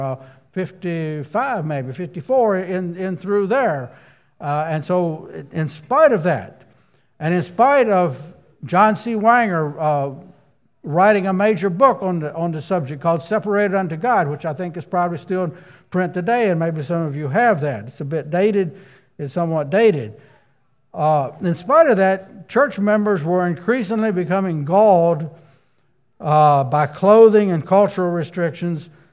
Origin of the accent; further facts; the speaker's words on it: Rockingham County, Virginia, United States; I grew up in Virginia myself, and uh, Rockingham County, Virginia